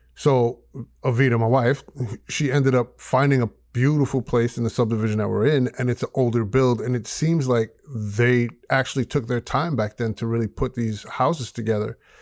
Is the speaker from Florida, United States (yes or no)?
no; New York, United States; moved away as an adult; now in Georgia, United States; We moved from New York. to Georgia